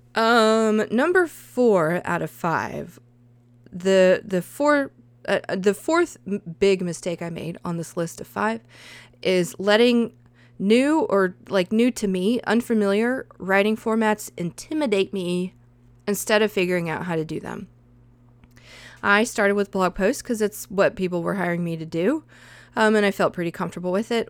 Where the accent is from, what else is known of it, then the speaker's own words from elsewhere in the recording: the South, United States; accent: southern; I think my accent comes out